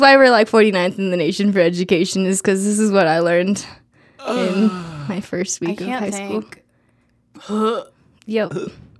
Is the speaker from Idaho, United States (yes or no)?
yes; Idaho, United States; Yeah. I grew up in Idaho.